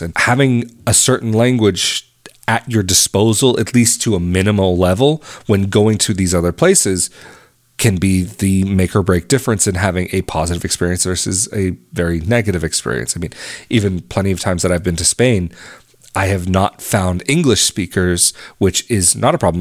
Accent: United States; moved away as an adult; an American who's been abroad for fifteen years

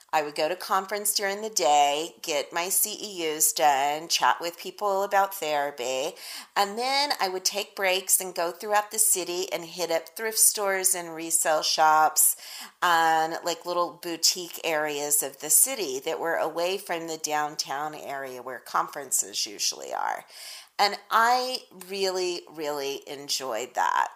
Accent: Texas, United States; I'm from Texas, y'all, so that's like deep winter where I'm from.

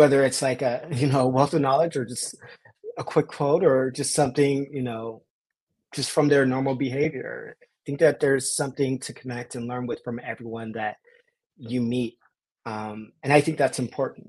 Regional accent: Los Angeles, California, United States; being born and raised in South

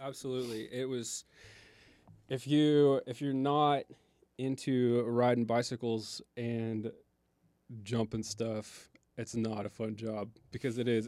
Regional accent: Tulsa, Oklahoma, United States; Tulsa, we're from Tulsa, Oklahoma

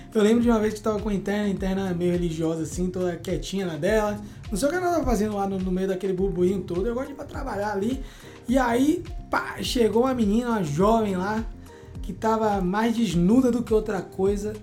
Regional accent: Salvador, Bahia, Brazil; nós somos de Salvador, Bahia

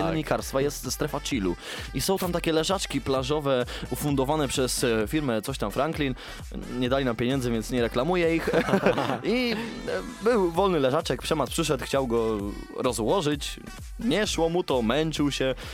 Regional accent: Sworne Gacie, Pomeranian Voivodeship, Poland; pochodzę ze Sfornych Gaci

